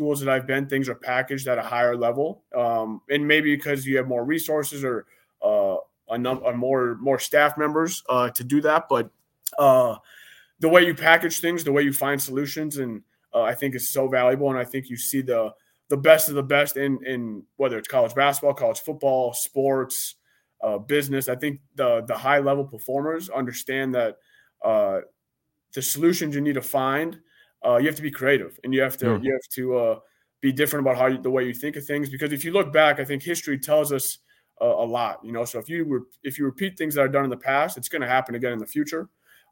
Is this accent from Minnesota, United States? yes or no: yes; Minneapolis, Minnesota, United States; growing up in Minneapolis and going to church